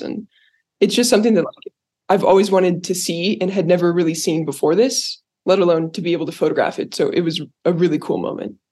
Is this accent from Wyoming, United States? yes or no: yes; Cody, Wyoming, United States; I grew up in Cody